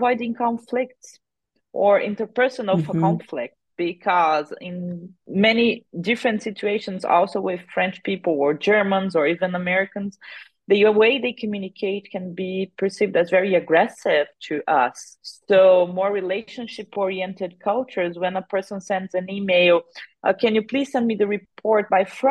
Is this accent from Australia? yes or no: no; Brazil; accent: countryside accent; also born or lived in France; I'm an interculturalist from Brazil. I've been in the field for 20 years now, coming from the countryside of Brazil, suffered some linguistic bullying because of my countryside accent.